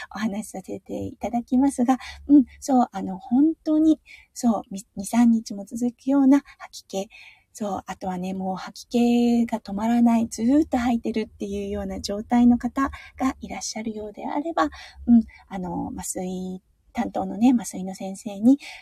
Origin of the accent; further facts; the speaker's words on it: Tohoku, Iwate, Japan; moved away; 東北の岩手のあの、出身なんですが